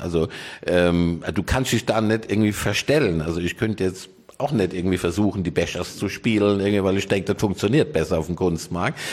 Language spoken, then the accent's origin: German; Rhineland-Palatinate, Germany; now in Cologne, Germany; ich bin ja eigentlich Pfälzer